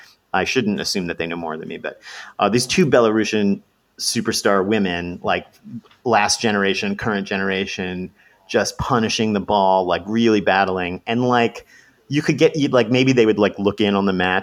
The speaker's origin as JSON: {"language": "English", "country": "United States", "said": "I'm an American and I'm in America right now"}